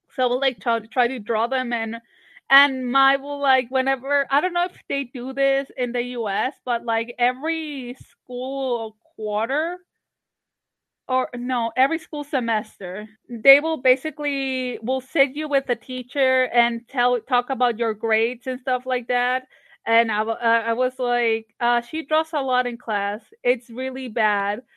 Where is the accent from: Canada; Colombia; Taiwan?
Colombia; Barranquilla, Atlántico; moved away as an adult; also born or lived in Savannah, Georgia; now in Atlanta, United States; I grew up in Barranquilla